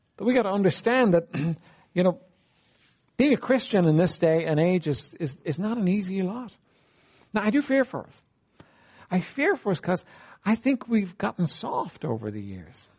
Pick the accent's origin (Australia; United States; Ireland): Ireland; I'm an Irish man.